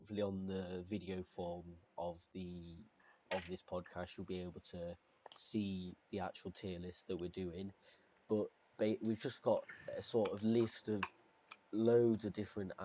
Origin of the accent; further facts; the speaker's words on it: United Kingdom; three teenagers from Britain